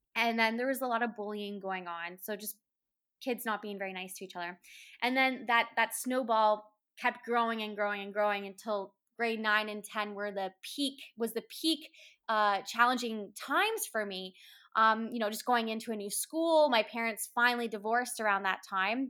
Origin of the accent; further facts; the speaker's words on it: Woodstock, Ontario, Canada; I was born and raised in Woodstock, Ontario, in Canada